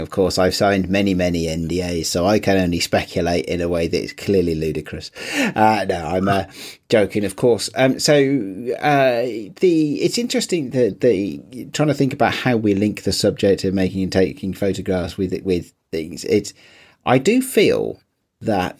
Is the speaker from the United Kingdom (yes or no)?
yes; United Kingdom; it's part of being British.